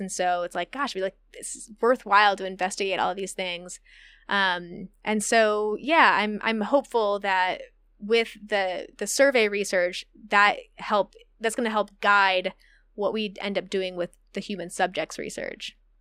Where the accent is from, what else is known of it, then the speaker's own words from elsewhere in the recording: Midwest, United States; moved away as an adult; also born or lived in Indiana; now in Humboldt, United States; I'm from the Midwest